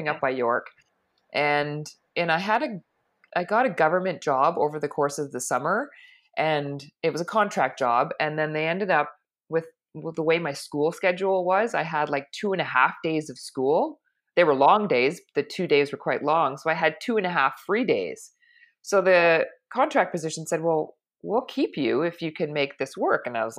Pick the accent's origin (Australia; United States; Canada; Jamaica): Canada; Toronto, Ontario; I was born and raised in Toronto, so I've lived here all my life. I've never left